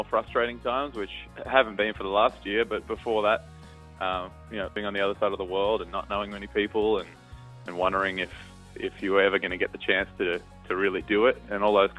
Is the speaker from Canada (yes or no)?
no; Newcastle, New South Wales, Australia; moved away as an adult; now in Nashville, United States; I grew up in Newcastle